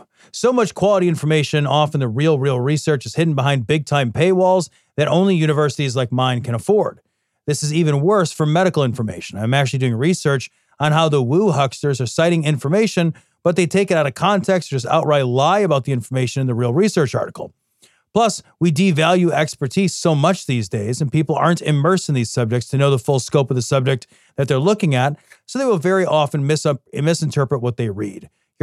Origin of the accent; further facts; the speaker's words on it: Idaho, United States; Let me just say that growing up in Idaho was weird.